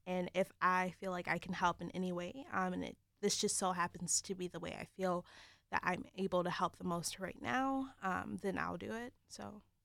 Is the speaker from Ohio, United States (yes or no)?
yes; Cincinnati, Ohio, United States; now in East Lansing, United States; I grew up in Cincinnati